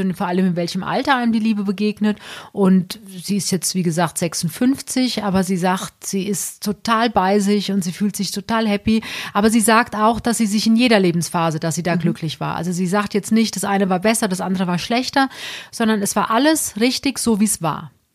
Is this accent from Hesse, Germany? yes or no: yes; Alsbach-Hähnlein, Hesse, Germany; eigentlich komme ich aus Alsbach Hähnlein